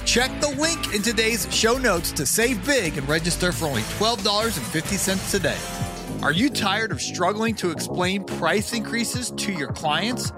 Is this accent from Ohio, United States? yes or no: yes; Canton, Ohio, United States; moved away; also born or lived in Atlanta, Georgia; I grew up in Canton, Ohio